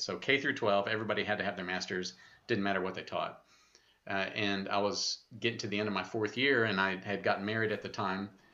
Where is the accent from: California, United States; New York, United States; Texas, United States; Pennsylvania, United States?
New York, United States; Buffalo; also born or lived in North Carolina; I was born in North Carolina, and my folks ended up moving up into uh, the Buffalo, New York area, and okay. that's where I was in grade school